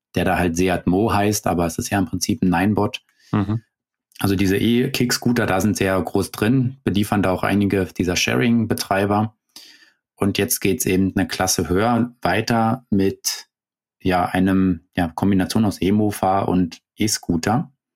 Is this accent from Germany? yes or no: yes; Germany; bei uns in Deutschland